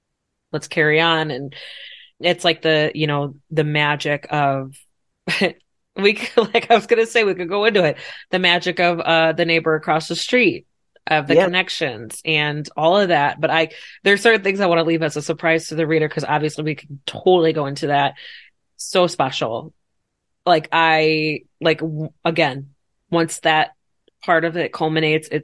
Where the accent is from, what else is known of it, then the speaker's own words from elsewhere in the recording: Chicago, Illinois, United States; my grandmother on my mom's side in Chicago, because that's where I'm at with where I'm from